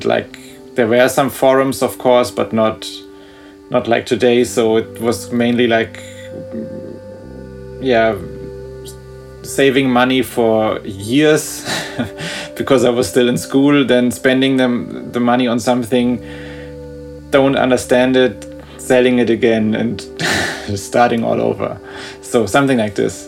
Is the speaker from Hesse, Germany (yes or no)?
yes; suburb of Frankfurt, Hesse, Germany; I live in Frankfurt, and I grew up like in a, I don't know if it's officially a suburb or just a smaller town before the city. I don't know what the right term would be, but like 20 or 15 minutes from here.